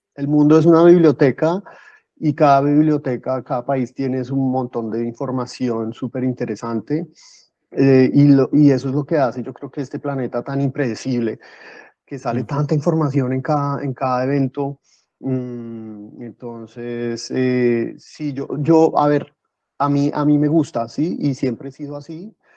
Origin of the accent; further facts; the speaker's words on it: Bogotá, Colombia; moved away as an adult; now in Ávila, Spain; yo soy de Bogotá, que son 10 millones